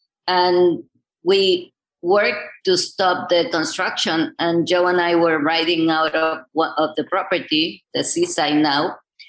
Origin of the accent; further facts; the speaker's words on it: Chiapas, Mexico; going back to my hometown, which was Chiapas in the middle of the mountains